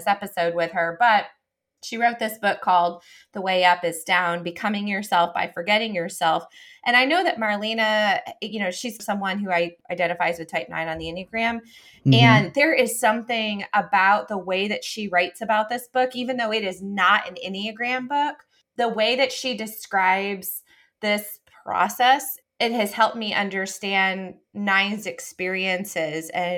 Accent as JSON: {"language": "English", "town": "Rochester", "region": "New York", "country": "United States", "tie": "born or raised there", "said": "Rochester, New York, which I love because we've talked about that's my hometown"}